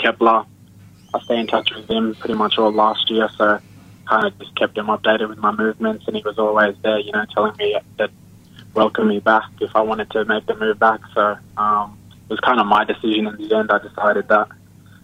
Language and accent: English; Broome, Western Australia, Australia; moved away; show them around my hometown